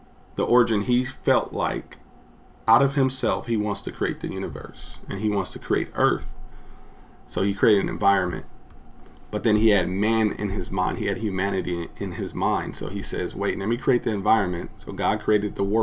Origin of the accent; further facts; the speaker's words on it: Los Angeles, California, United States; I'm from Los Angeles